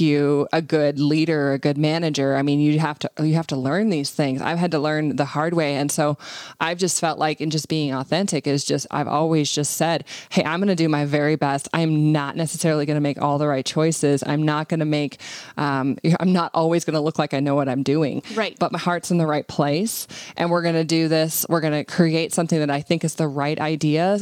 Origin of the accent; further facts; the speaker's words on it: Montana, United States; I was born in Montana